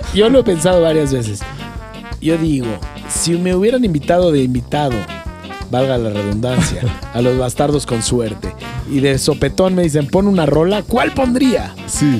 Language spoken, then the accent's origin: Spanish; Mexico; siendo mexicano